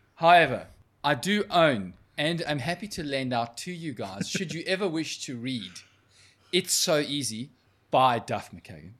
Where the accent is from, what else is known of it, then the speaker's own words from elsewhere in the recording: South Africa; moved away; I was from South Africa